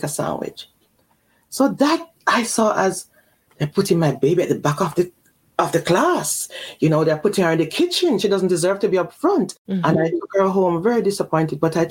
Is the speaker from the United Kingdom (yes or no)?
no; Jamaica; moved away; also born or lived in Mexico City / Belgium; I was born in Jamaica. And then I was sent off to Mexico City when I was early, young, you know.